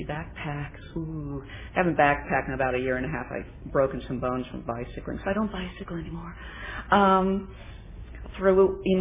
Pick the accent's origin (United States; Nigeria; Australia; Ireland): United States; Coronado, California; moved away; I was raised in Coronado, but this time I was living back in Coronado